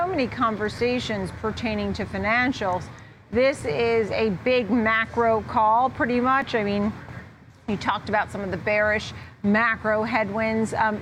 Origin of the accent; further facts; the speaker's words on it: Long Island, New York, United States; I'm from Long Island